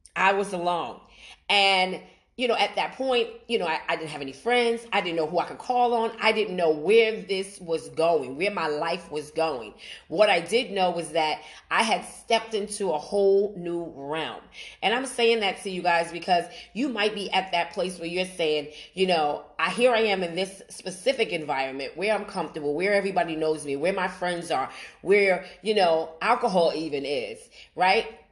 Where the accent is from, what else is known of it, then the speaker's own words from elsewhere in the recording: New York City, New York, United States; moved away as an adult; I'm originally from Brooklyn, New York. That's my hometown. That's where I was born and raised.